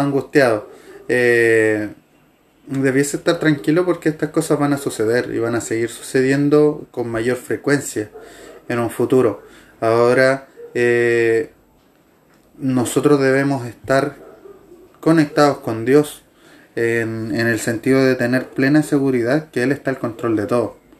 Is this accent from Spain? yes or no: no; Chile; Los chilenos por lo general no decimos que no